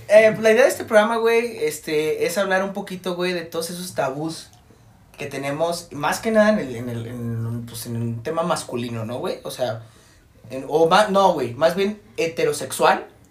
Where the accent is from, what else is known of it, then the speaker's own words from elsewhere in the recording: Jalisco, Mexico; nosotros somos de Jalisco, de un estado aquí de México